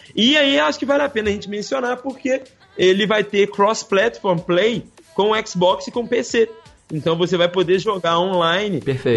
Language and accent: Portuguese; Belo Horizonte, Minas Gerais, Brazil; gente boa lá da minha cidade natal